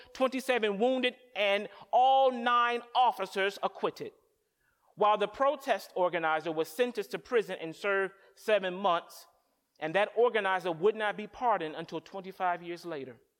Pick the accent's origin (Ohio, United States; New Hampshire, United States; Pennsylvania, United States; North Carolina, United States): North Carolina, United States; moved away as an adult; now in Boston, United States; I'm from North Carolina